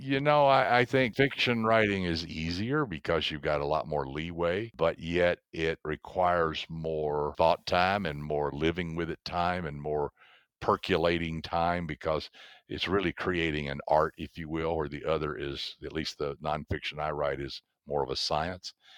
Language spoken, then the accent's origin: English; the South, United States; I grew up in the South, so down there everybody can tell a story.